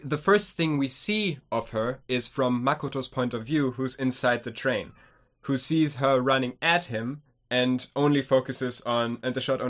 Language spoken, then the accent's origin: English; Germany; we're from Germany.